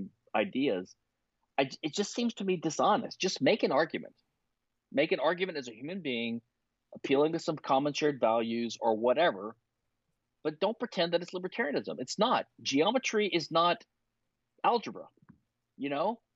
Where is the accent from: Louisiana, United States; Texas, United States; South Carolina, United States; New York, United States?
Louisiana, United States; moved away; also born or lived in Philadelphia; I was from Louisiana